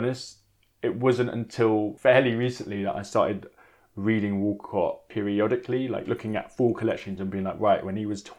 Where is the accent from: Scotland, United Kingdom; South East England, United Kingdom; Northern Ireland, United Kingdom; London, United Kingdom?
London, United Kingdom; also born or lived in Jamaica; I'm from Hackney in East London. I'm half Jamaican and British